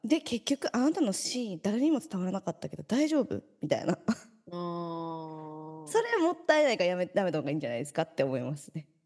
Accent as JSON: {"language": "Japanese", "region": "Kansai", "country": "Japan", "tie": "born or raised there", "moved": "as an adult", "lives_now": "Tokyo, Japan", "said": "私なんてこう関西出身でさ、東京で"}